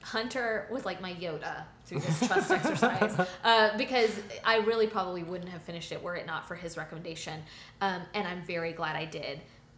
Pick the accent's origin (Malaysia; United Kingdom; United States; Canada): United Kingdom; Like I'm British and I drink tea and I need something to set.